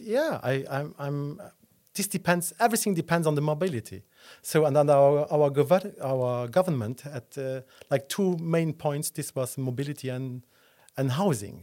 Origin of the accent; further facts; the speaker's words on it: Esch-sur-Alzette, Luxembourg; also born or lived in Dudelange; now in Luxembourg City, Luxembourg; I was born in Dudelange, and then I grew up in Escherichia Alzett, and then I moved, uh, to the city when I was, uh, twenty